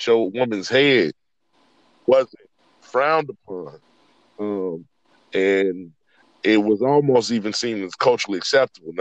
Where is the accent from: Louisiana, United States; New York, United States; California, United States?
California, United States; Richmond; I'm from Richmond, California